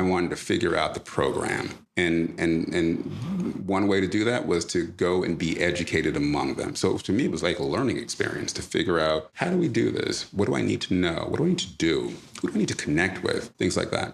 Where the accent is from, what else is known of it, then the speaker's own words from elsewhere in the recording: East Orange, New Jersey, United States; also born or lived in Jamaica; grew up in East Orange, New Jersey